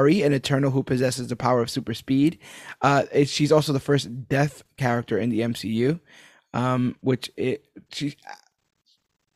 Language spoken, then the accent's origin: English; New York City, New York, United States; as a New Yorker